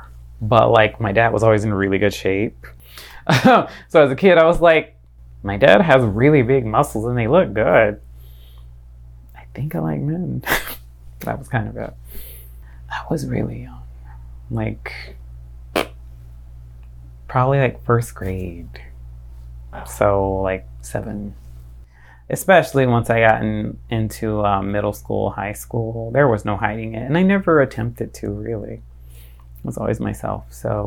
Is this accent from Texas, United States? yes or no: no; Fort Lauderdale, Florida, United States; now in Tampa Bay, United States; I'm from Fort Lauderdale, Florida.